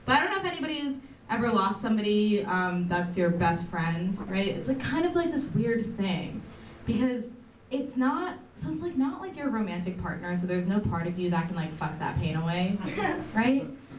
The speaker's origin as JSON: {"language": "English", "country": "India", "said": "Being Indian is trendy now, but wasn't when I was growing up."}